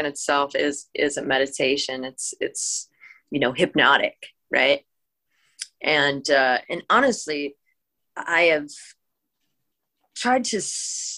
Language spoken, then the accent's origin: English; Washington, United States; I grew up in Washington State, so I did have like that huge grunge influence